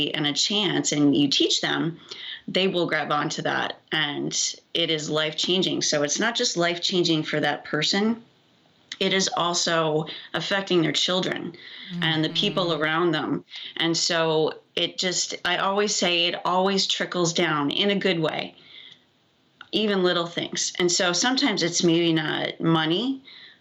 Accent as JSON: {"language": "English", "region": "Iowa", "country": "United States", "tie": "born or raised there", "said": "I'm from Iowa"}